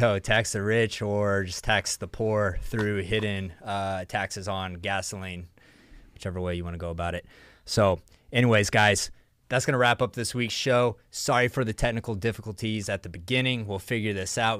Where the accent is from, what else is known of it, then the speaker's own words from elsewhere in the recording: Texas, United States; I say Evergrande because I'm from Texas